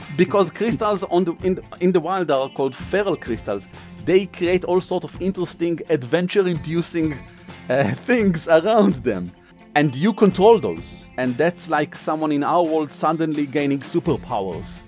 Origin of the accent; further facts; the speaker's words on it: Israel; accent: Israeli; my accent is from Israel because originally we are from Israel